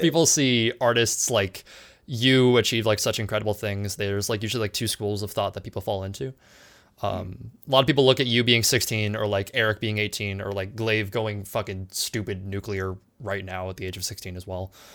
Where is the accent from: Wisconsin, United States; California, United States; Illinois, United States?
California, United States; San Diego; I'm from San Diego as well.